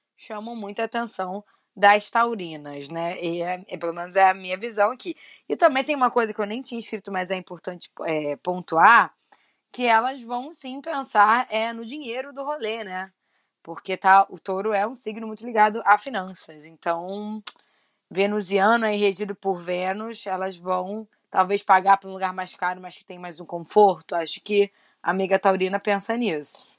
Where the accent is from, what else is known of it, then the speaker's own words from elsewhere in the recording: Rio de Janeiro, Brazil; eu e Fê somos do Rio de Janeiro